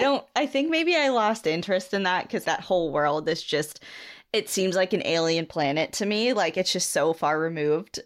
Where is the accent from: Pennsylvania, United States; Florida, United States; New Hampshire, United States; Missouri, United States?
New Hampshire, United States; so growing up in New Hampshire, where I lived on the edge